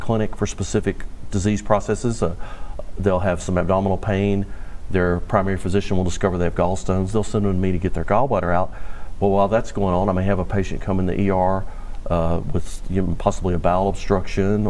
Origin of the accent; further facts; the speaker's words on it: Natchitoches, Louisiana, United States; moved away as an adult; now in Bossier City, United States; I wanted to practice in my hometown where I grew up